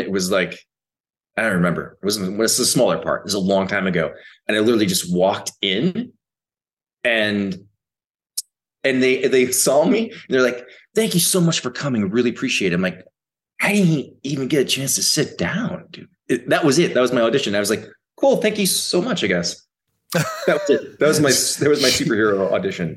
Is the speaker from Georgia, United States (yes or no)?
no; Minnesota, United States; I grew up in Minnesota